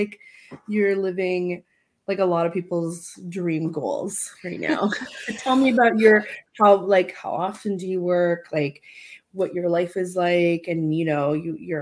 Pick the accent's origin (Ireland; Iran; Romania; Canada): Romania; moved away; I grew up in Romania